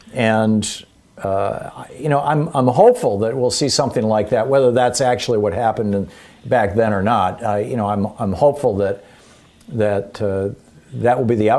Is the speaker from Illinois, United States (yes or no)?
no; Michigan, United States; I grew up in Michigan